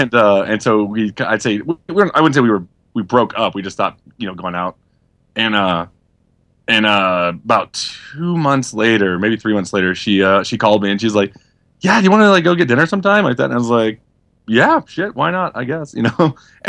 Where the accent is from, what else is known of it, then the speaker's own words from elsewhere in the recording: Louisiana, United States; also born or lived in Memphis, Tennessee / Atlanta, Georgia; But I was born in Memphis, and I grew up a little bit in Louisiana. And then moved to Atlanta.